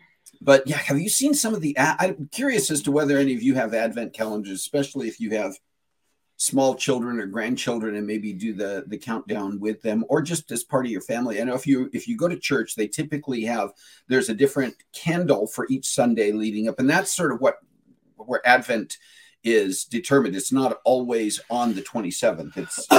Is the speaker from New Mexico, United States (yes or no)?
yes; New Mexico, United States; born there; I was born on Epiphany in New Mexico, and that is New Mexico's birthday in a Catholic hospital.